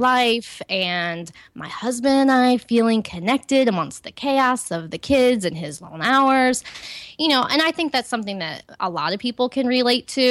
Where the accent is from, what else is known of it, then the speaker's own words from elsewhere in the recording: Ohio, United States; I grew up in Ohio in a Christian home on a farm